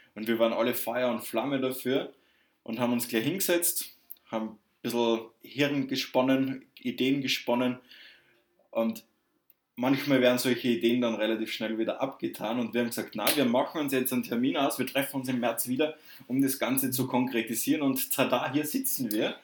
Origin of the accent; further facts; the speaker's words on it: Southern Germany, Germany; accent: southern; ich komme aus dem Süden. Das hört man vielleicht ein bisschen an meiner sprachlichen Färbung.